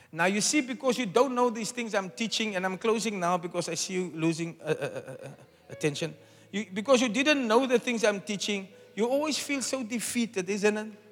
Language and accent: English; South Africa; I'm a South African.